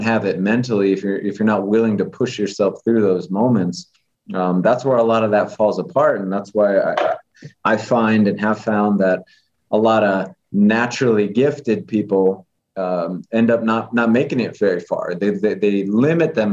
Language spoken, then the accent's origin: English; Las Vegas, Nevada, United States; growing up in Vegas and the way that I came up